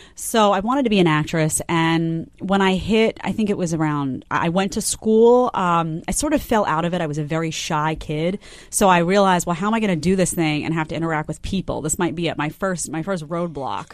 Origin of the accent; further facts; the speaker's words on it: New York City, New York, United States; also born or lived in Fort Myers Beach, Florida; I grew up, I grew up in Staten Island, but I was in Manhattan all the time.